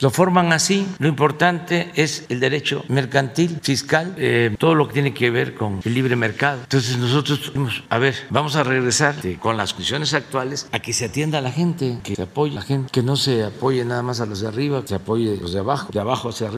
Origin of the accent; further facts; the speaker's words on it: Tabasco, Mexico; yo soy de Tabasco